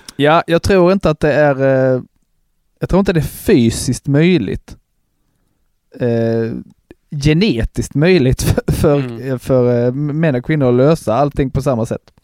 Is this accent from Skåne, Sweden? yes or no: yes; Broby, Skåne, Sweden; hemma i Broby